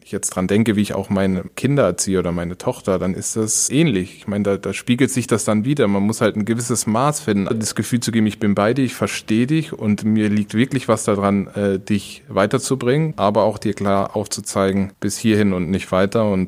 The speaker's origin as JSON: {"language": "German", "town": "Karlsruhe", "region": "Baden-Württemberg", "country": "Germany", "tie": "born or raised there", "said": "Ich bin mit 13 von Karlsruhe, wo ich aufgewachsen bin, nach Mannheim, weil mein Vater da gearbeitet hat äh, bei den Amerikanern."}